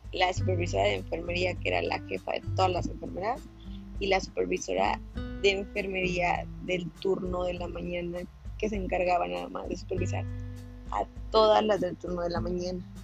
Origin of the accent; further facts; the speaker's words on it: Morelos, Mexico; yo soy de Morelos, de un municipio que se llama Jotlán